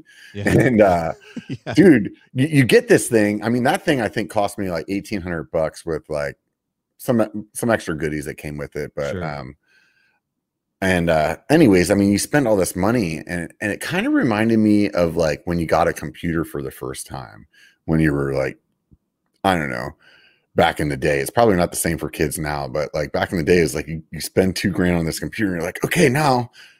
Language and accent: English; Pennsylvania, United States; Like I'm from Pennsylvania, man.